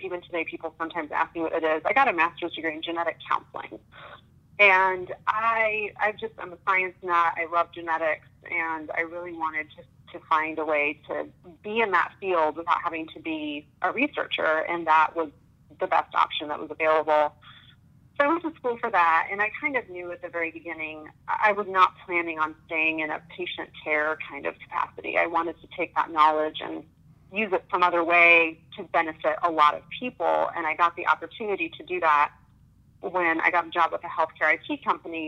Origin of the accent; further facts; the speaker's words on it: Manhattan, Kansas, United States; also born or lived in Minnesota / Texas; now in Kansas City, United States; I grew up in Manhattan, Kansas, actually, which is just a couple of hours west of here, a little college town. And I was born and raised there.